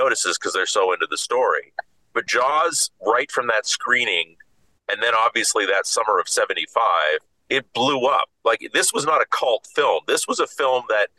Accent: Martha's Vineyard, Massachusetts, United States; moved away; also born or lived in Brooklyn, New York City; I was born in New York City in Brooklyn, and moved to Martha's Vineyard with my dad

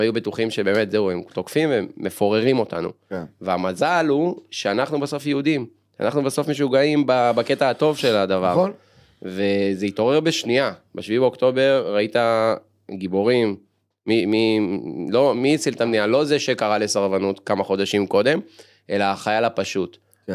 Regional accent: Ramat Gan, Tel Aviv District, Israel; אני אומנם גדלתי ברמת גן

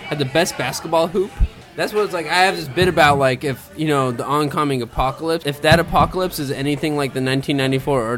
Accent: Southern California, United States; also born or lived in Lebanon / San Fernando Valley; now in Los Angeles, United States; I grew up in Southern California. I lived in the Valley for the longest time, and then I was born in Lebanon, moved to the Valley in 1987

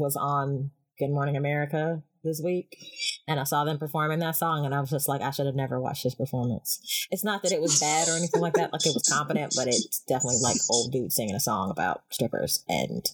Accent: Greensboro, North Carolina, United States; Greensboro is my hometown

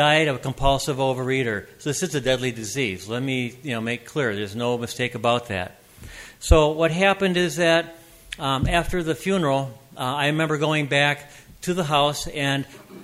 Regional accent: Minneapolis, Minnesota, United States; I was born in Minneapolis

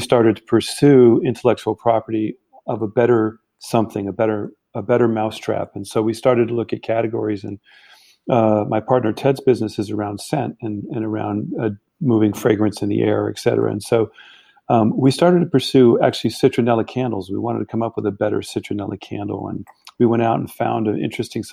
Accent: Germany; also born or lived in Canada; now in United States; my background, I grew up in Germany. So I lived there many years

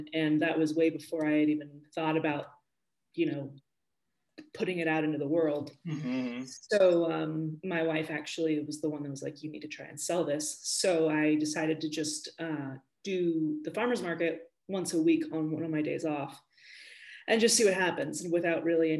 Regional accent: Spain; also born or lived in California, United States; So I grew up in Spain and in California.

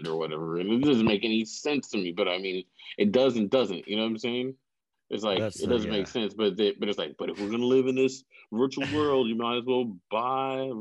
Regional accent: Elk Grove, United States; growing up in Elk Grove area, most of the time, I was maybe 2 to 3 black kids in a class

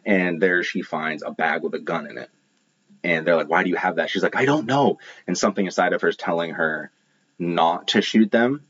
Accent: Maine, United States; I'm from Maine

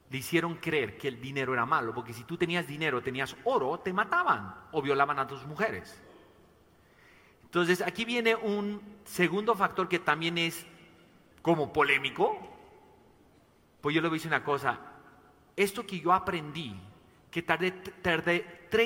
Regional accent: Mexico; Tengo dos hijos tapatíos y bueno, para los que no saben, soy mexicano también.

